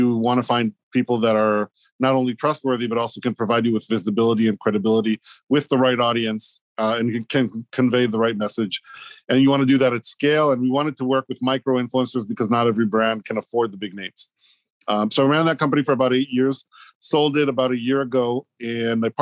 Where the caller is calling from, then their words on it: Hoboken, New Jersey, United States; I'm at home, Hoboken, New Jersey.